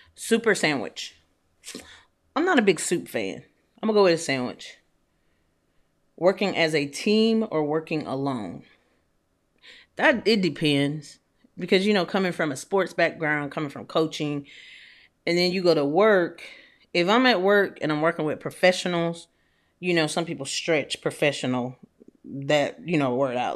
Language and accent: English; Atlanta, Georgia, United States; also born or lived in Nashville / Louisville; now in Houston, United States; I'm from Atlanta. I've lived in Nashville. I lived in Louisville, and now I live in Houston